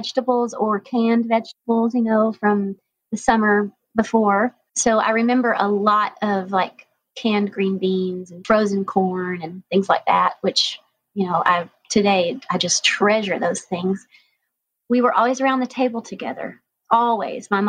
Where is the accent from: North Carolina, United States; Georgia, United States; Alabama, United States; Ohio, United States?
Georgia, United States; North Georgia mountains, United States; I grew up in the North Georgia mountains